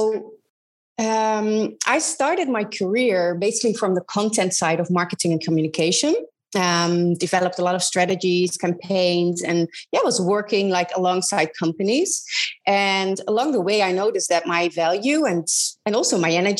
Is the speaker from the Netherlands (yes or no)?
yes; Netherlands; I am originally from Holland, where I grew up in a really small town in the middle of the Netherlands